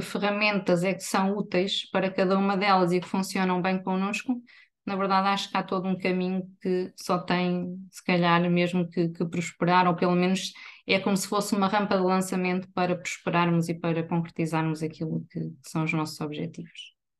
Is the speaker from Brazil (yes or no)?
no; Viseu, Centro, Portugal; moved away as an adult; now in Aveiro, Portugal; sou natural de Viseu